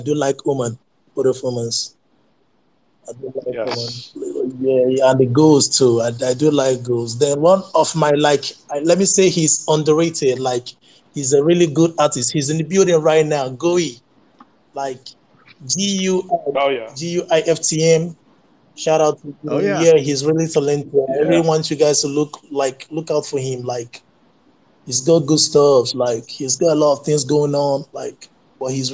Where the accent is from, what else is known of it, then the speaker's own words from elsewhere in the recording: Nigeria; English is a second language; I'm in Nigeria. I'm Nigerian, though, actually.